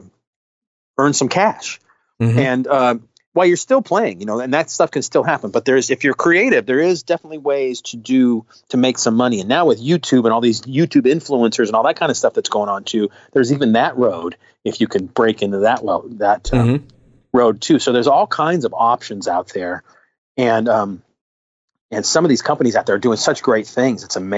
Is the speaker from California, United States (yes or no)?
yes; Southern California, United States; moved away as an adult; also born or lived in Los Angeles, United States; now in Fort Wayne, United States; born and raised in Southern California, big city, all the options